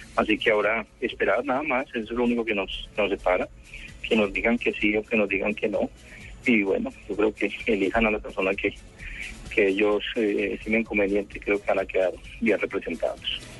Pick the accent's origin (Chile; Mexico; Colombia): Colombia; nosotros como colombianos